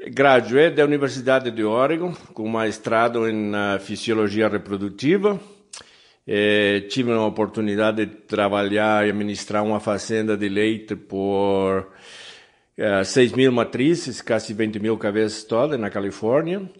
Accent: Uruguay; Portuguese is a second language; now in United States; Eu, eu sou uruguaio, mas já levo uns 45 anos morando nos Estados Unidos. Então, 30 anos trabalhando aqui no Brasil, dá para aprender a língua um pouquinho.

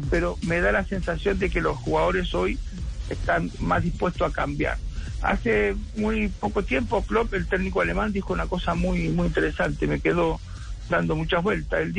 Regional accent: Argentina; yo digo que nosotros que somos argentinos, Juan, digo, en Argentina hay un pájaro que se llama mixto

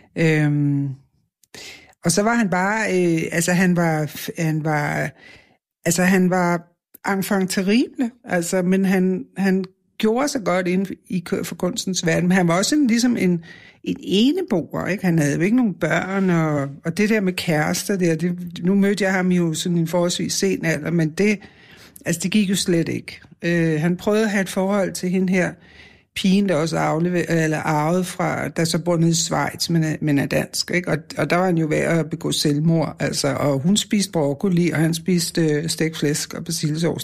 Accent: Copenhagen, Capital Region of Denmark, Denmark; Jeg er fra Vesterbro

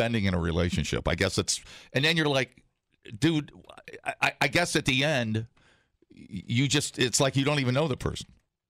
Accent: Canada; Canadians. I'm a Canadian.

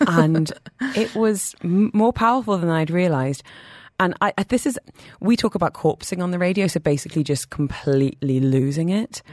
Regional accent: United Kingdom; I'm British

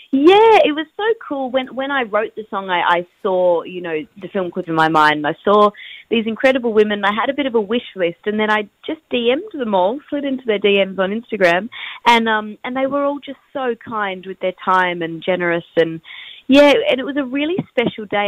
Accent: Perth, Western Australia, Australia; I'm from WA, I'm from Perth

